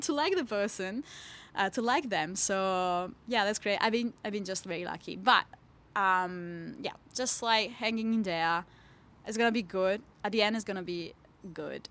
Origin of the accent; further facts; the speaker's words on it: Italy; moved away as an adult; now in Hobart, Australia; I'm from Italy